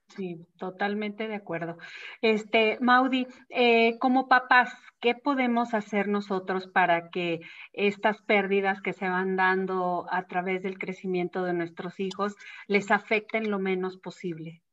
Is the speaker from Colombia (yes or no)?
no; Mexico; la educación que nosotros tenemos como mexicanos de la muerte